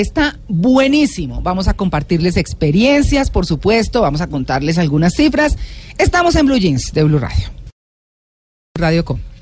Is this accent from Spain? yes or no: no; Colombia; nosotros como colombianos